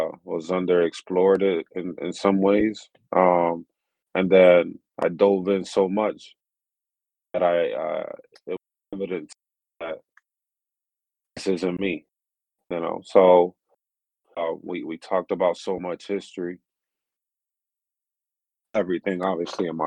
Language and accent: English; Miami, Florida, United States; moved away as an adult; also born or lived in Cuba / Atlanta; now in Boston, United States; I'm from Miami. I was born in Cuba, raised in Miami, former athlete